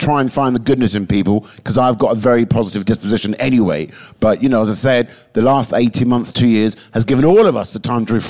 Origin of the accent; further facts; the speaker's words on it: England, United Kingdom; Well, yeah, because I spent too many years being so English.